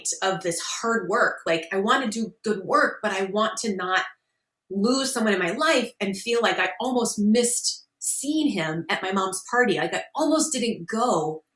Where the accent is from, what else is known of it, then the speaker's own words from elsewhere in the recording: Minnesota, United States; moved away as an adult; also born or lived in New York; I grew up in Minnesota